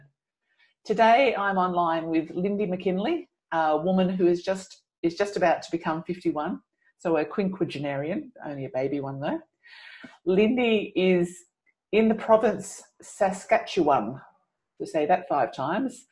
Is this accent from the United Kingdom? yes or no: no; Australia